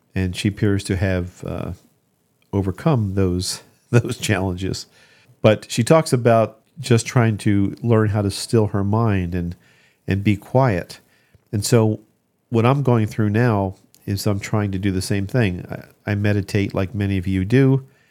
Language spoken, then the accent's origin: English; Ocean City, New Jersey, United States; I grew up in Ocean City, New Jersey